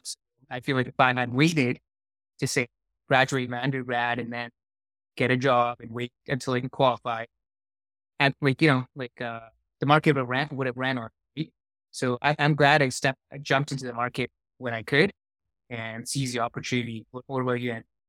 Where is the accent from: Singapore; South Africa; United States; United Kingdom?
Singapore; now in Calgary, Canada; I grew up in Singapore, so a long ways from here.